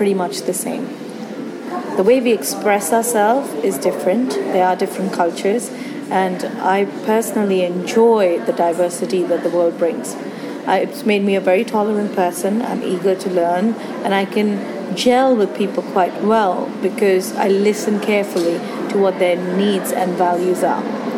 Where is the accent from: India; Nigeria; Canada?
India; moved away as an adult; also born or lived in Singapore; now in United Kingdom; I was born and raised in India